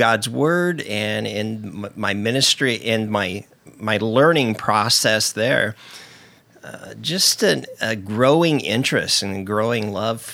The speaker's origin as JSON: {"language": "English", "region": "Indiana", "country": "United States", "tie": "born or raised there", "also_born_or_lived": "Allentown, Pennsylvania", "moved": "as an adult", "lives_now": "Portland, United States", "said": "I grew up in Indiana"}